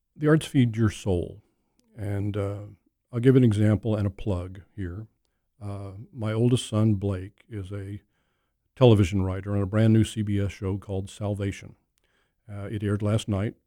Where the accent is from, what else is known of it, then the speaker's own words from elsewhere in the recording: Oklahoma, United States; moved away; Oklahoma, my home state